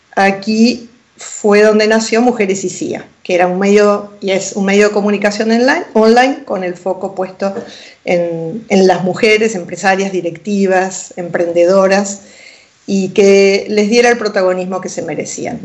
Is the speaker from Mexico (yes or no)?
no; Argentina; moved away as an adult; also born or lived in Pinamar, Argentina; now in Spain; en Argentina, mi país natal